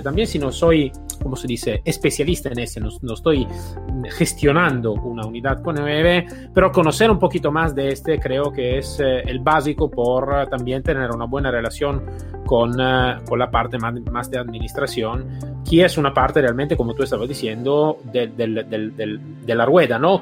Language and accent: Spanish; Italy; also born or lived in Spain; soy un italiano bastante atípico